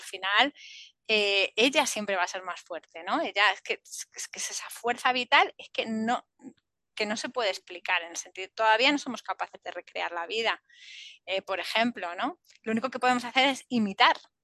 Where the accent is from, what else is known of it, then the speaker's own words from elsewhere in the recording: Spain; a nosotros, a la península